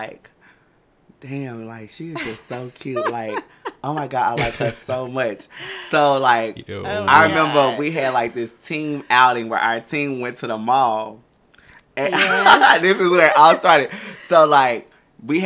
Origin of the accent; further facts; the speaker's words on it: Louisiana, United States; moved away; Back in my hometown, while I was living home, I was working at this particular establishment